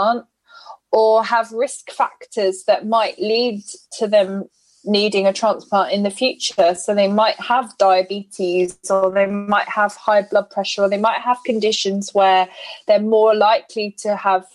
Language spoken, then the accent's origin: English; United Kingdom; I'm white British